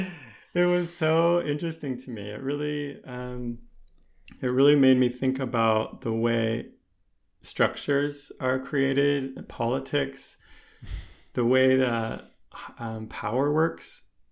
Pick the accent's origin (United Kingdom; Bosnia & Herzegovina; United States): United States; moved away; also born or lived in Connecticut; I grew up in, in the, on the East Coast, around New York City